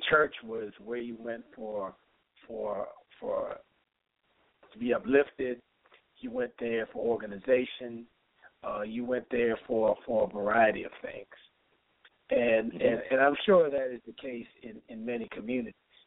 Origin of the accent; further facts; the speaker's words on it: Baltimore, Maryland, United States; growing up in Baltimore